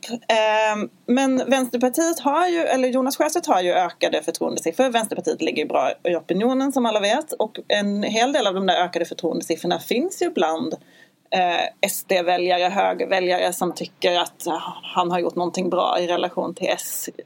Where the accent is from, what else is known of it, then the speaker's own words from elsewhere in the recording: Skåne, Sweden; Jag har ju en mer dansk livsstil eftersom jag kommer från Skåne